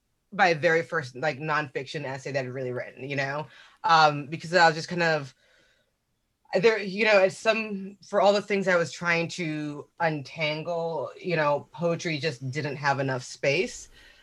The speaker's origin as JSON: {"language": "English", "town": "Zaria", "region": "Kaduna State", "country": "Nigeria", "tie": "born there", "said": "but I was born in Zaria, Nigeria. Like my mother was a Muslim Nigerian woman"}